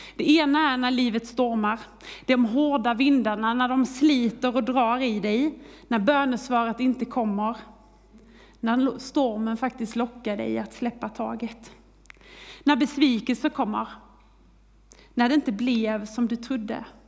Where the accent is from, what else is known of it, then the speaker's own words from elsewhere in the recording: Kristianstad, Skåne, Sweden; moved away; Jag är uppväxt i Skåne, i Kristianstad